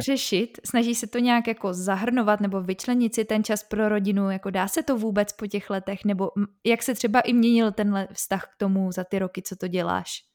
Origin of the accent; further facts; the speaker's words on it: Prague, Czechia; já jsem právě taky z Prahy, ale máme tady, eh, bydlím docela na okraji